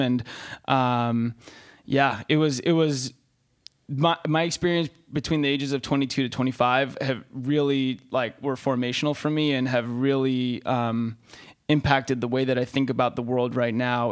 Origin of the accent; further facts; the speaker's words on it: Santa Monica, California, United States; moved away as an adult; also born or lived in Austin; now in San Francisco, United States; born and raised in Santa Monica